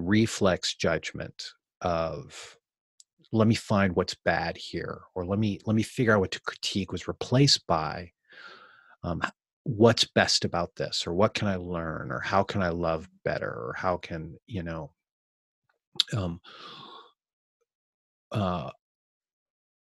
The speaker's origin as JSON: {"language": "English", "country": "United States"}